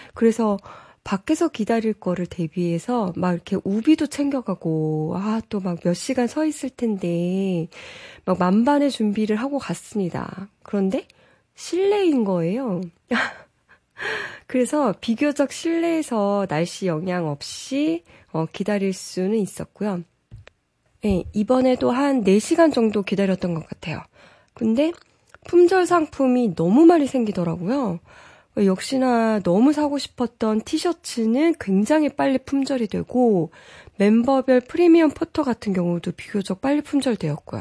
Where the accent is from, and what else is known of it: South Korea